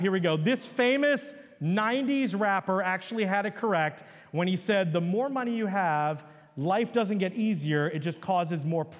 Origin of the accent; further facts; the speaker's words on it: Upper Marlboro, Maryland, United States; I was a little Hindu Indian kid, you know, growing up in Upper Marlboro, Maryland.